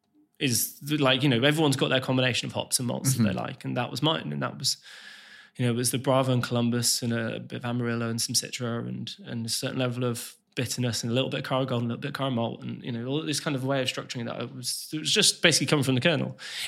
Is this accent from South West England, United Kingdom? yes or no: no; West Midlands, United Kingdom; so me and Logan didn't know each other growing up, but we're from a very similar place. Like, we're both from the Black Country.